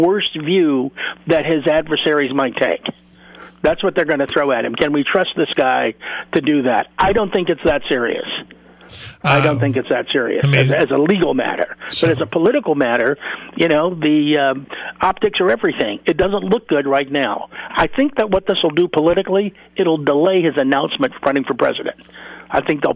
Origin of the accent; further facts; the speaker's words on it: Chicago, Illinois, United States; I grew up in Chicago